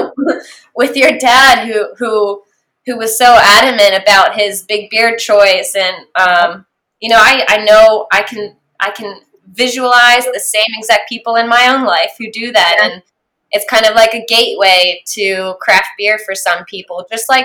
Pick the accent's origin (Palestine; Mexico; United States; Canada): United States; Maryland; moved away as an adult; I grew up in Maryland, and so getting to move back to Maryland eventually